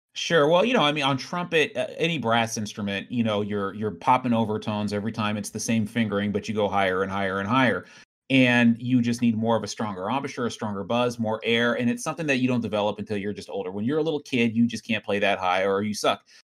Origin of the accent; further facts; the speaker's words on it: Riverside, California, United States; I grew up in Riverside